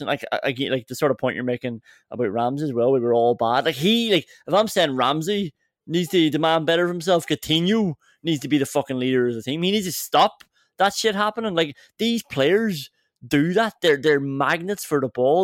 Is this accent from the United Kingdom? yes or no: yes; England, United Kingdom; as an English football fan